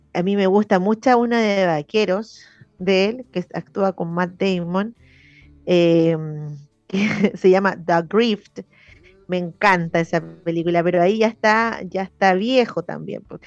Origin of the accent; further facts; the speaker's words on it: Santiago, Santiago Metropolitan Region, Chile; porque somos de la periferia, porque somos del sur de Santiago